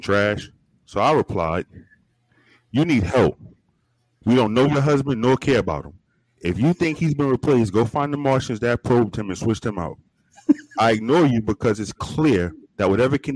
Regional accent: New York City, New York, United States; I'm from New York City

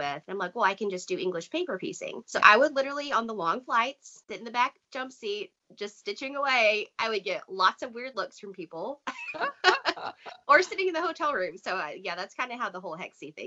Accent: Texas, United States; I grew up in Texas

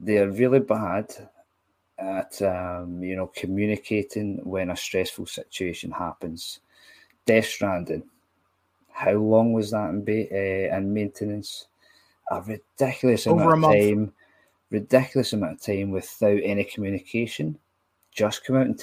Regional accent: Scotland, United Kingdom; I am Scottish

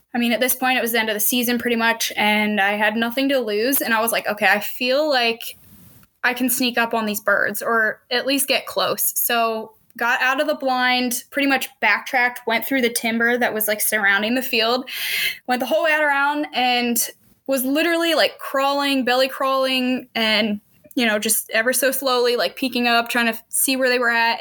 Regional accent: Pennsylvania, United States; moved away as an adult; also born or lived in Missouri; now in Kansas, United States; I am originally from Pennsylvania

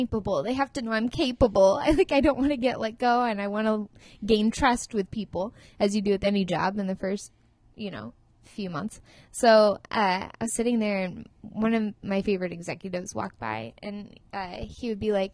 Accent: Santa Barbara, California, United States; I'm from Santa Barbara

